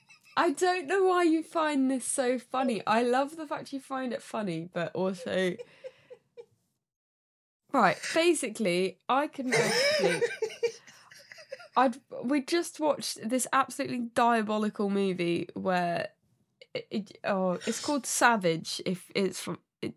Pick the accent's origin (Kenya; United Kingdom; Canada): United Kingdom; Milton Keynes, South East England; But we're from Milton Keynes.